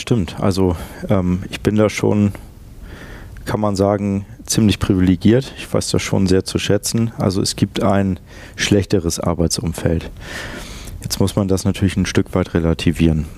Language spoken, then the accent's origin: German; Lüneburg, Lower Saxony, Germany; moved away as an adult; also born or lived in Hamburg; ich bin in der Hansestadt Lüneburg aufgewachsen und auch geboren. Ähm, und dort habe ich die ersten 23 Jahre meines Lebens verbracht